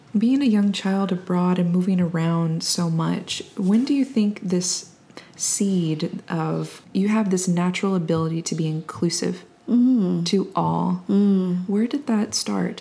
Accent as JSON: {"language": "English", "region": "Georgia", "country": "United States", "tie": "born or raised there", "also_born_or_lived": "Texas", "said": "I'm from Texas. I grew up in Georgia"}